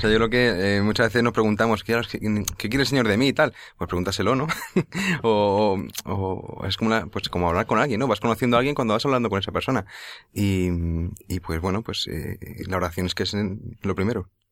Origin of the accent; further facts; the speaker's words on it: Leganés, Community of Madrid, Spain; yo soy de Leganés